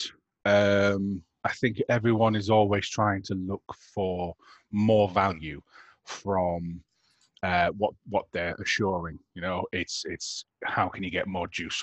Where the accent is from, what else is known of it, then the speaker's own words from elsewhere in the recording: United Kingdom; as the British public